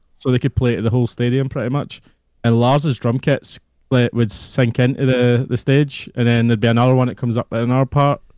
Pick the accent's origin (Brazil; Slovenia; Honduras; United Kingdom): United Kingdom; Scotland; Oh, Scotland